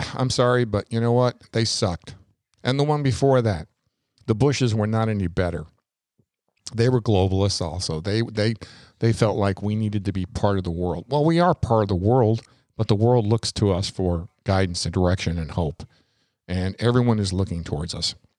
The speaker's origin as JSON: {"language": "English", "region": "New York", "country": "United States", "tie": "born or raised there", "moved": "as an adult", "lives_now": "Florida, United States", "said": "I was brought up in New York. I was born in New York, uh, lived there until I was eighteen and moved here to Florida"}